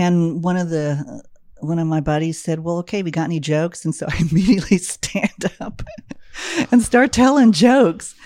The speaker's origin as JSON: {"language": "English", "town": "Austin", "region": "Texas", "country": "United States", "moved": "yes", "said": "I'm originally from Austin, Texas, one of the hippest, coolest cities in the country"}